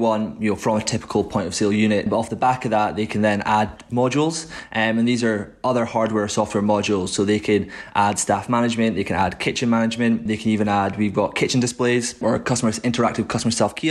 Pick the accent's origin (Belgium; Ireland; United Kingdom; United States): United Kingdom; Aberdeen, Scotland; moved away as an adult; now in Edinburgh, United Kingdom; I'm originally from Aberdeen.